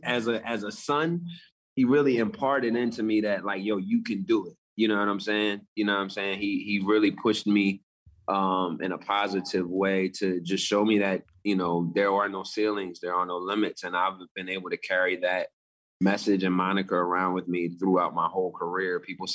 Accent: Willingboro, New Jersey, United States; I grew up in New Jersey, Willimboro, New Jersey, a very, what I would deem affluent African-American community.

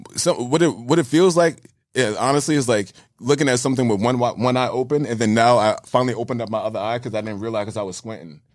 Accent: New York City, New York, United States; I'm born and raised in New York

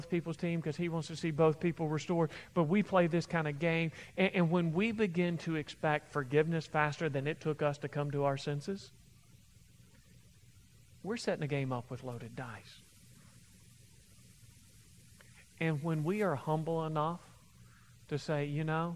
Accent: Kentucky, United States; I'm from Kentucky, we talk like

